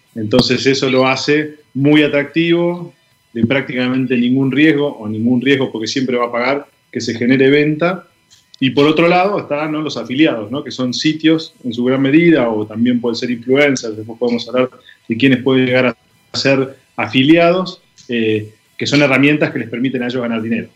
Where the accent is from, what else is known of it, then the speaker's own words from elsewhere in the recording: Argentina; soy argentino, vivo en Buenos Aires